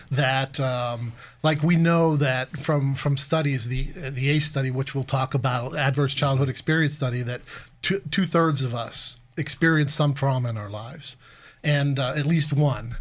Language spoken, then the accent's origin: English; Altoona, Pennsylvania, United States; moved away as an adult; also born or lived in Dayton / Philadelphia; now in Erie, United States; I'm from Altoona originally, uh, so kind of an Appalachian kid